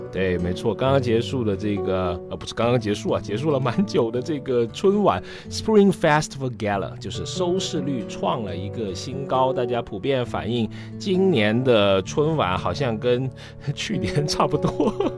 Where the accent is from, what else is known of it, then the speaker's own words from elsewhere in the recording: Guilin, Guangxi, China; 其中就有一个我的家乡，在广西，广西的桂林